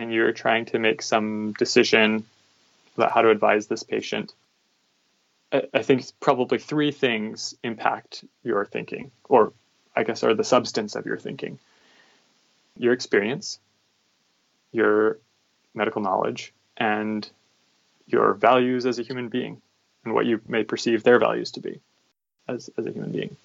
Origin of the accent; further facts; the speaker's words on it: Virginia, United States; moved away as an adult; now in San Diego, United States; grew up in Virginia, and I've kind of had to live all over the U.S. for my medical training. I live in San Diego now